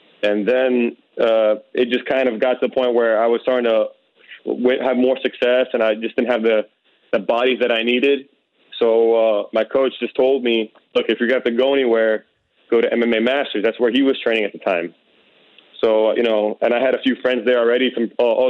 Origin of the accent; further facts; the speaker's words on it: South Florida, United States; I'm originally from South Florida, and I started training when I was 15 years old